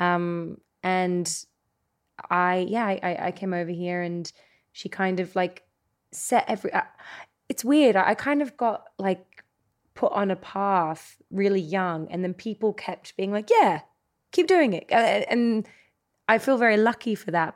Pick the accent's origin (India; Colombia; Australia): Australia; now in Los Angeles, United States; I came from Australia